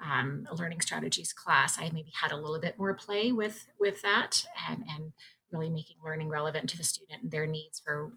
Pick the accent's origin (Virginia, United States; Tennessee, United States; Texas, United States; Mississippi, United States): Virginia, United States; moved away as an adult; now in Ontario, Canada; I grew up in Virginia and did my training in Virginia.